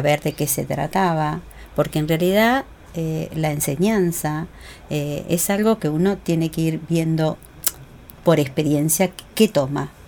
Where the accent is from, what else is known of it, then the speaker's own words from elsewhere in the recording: Uruguay; moved away as an adult; now in Argentina; vine de Uruguay cuando recién me casé